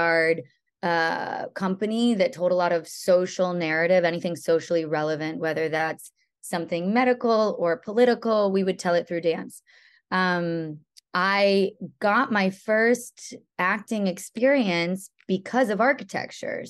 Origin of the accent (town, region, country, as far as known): Connecticut, United States; born or raised there; moved away; also born or lived in Boston, Massachusetts / Florida